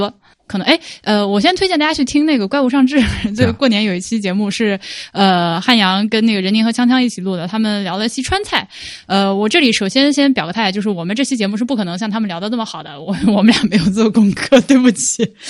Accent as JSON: {"language": "Chinese", "region": "Hubei", "country": "China", "also_born_or_lived": "Beijing", "said": "因为我是湖北的小孩，去到北京之后，最开始在那边有湘菜馆。"}